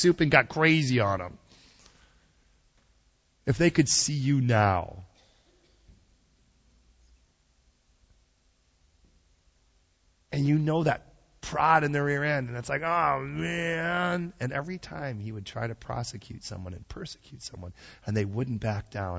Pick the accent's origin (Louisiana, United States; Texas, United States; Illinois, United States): Illinois, United States; Chicago; moved away; I'm from Chicago originally.